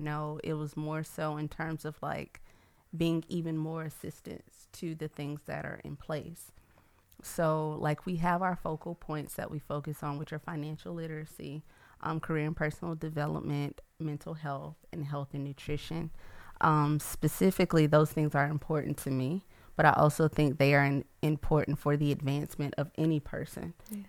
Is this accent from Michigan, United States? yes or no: no; Atlanta, Georgia, United States; now in Baton Rouge, United States; I'm from Atlanta, and I moved down here 2 years ago, and I've fallen in love with the city of Baton Rouge, and I never thought that would happen.